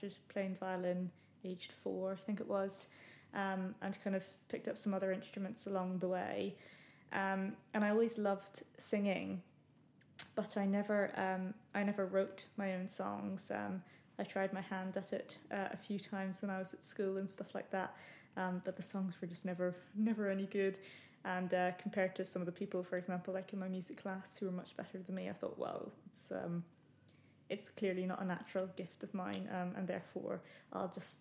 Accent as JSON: {"language": "English", "country": "Ireland", "said": "I'm an Irish indie folk singer-songwriter."}